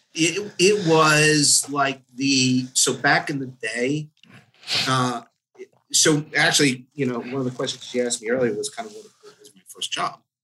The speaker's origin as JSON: {"language": "English", "region": "New Jersey", "country": "United States", "tie": "born or raised there", "said": "I grew up in Jersey"}